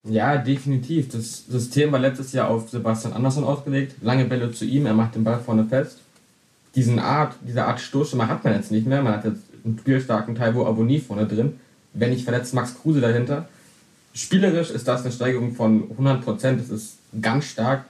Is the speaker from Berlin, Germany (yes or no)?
yes; Berlin, Germany; ich als gebürtiger Berliner natürlich Fan vom 1. FC Union Berlin.